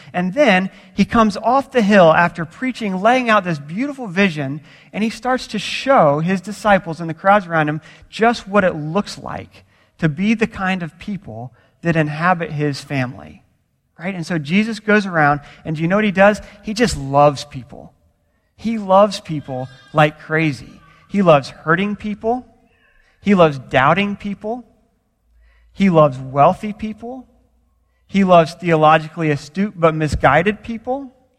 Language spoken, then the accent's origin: English; Florida, United States; now in California, United States; I grew up in Florida